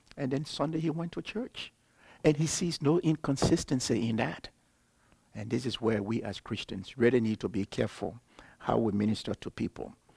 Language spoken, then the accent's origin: English; Liberia; I'm from Liberia, West Africa